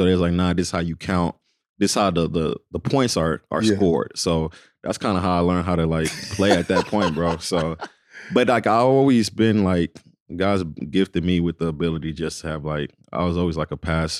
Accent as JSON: {"language": "English", "town": "Dallas", "region": "Texas", "country": "United States", "tie": "born or raised there", "also_born_or_lived": "Kinshasa, DR Congo", "said": "I was born in Congo, Kinshasa. So that's where I was born. That's where my roots is. Moved to here in Dallas about five years old and grew up basically here in Dallas, Texas."}